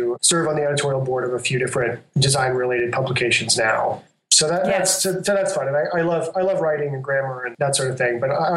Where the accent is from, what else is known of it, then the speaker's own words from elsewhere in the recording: San Antonio, Texas, United States; moved away as an adult; also born or lived in Biloxi, Mississippi / San Francisco / Philippines; now in Brooklyn, United States; eventually we settled in San Antonio, Texas, where both of my parents were born and raised